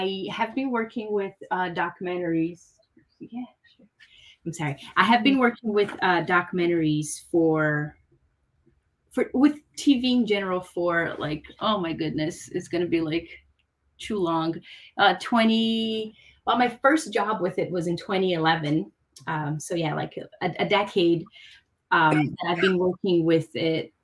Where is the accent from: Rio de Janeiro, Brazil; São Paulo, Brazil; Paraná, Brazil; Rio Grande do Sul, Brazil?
São Paulo, Brazil; moved away as an adult; I'm from Brazil and I'm from Sao Paulo though, which is a really cool city